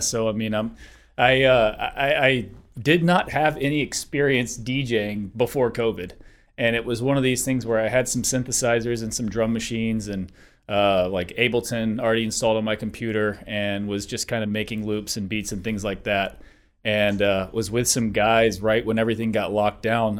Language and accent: English; Denver, Colorado, United States; I'm from Denver.